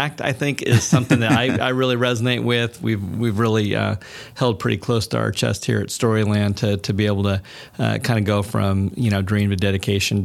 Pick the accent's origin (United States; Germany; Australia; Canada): Germany; moved away; I grew up in Germany